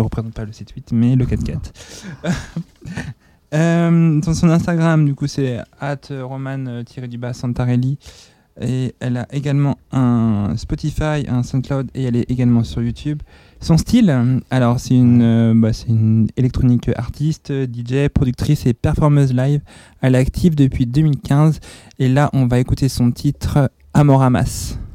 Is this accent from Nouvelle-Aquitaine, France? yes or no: no; Nantes, Pays de la Loire, France; ma ville natale, ah. c'est-à-dire Nantes.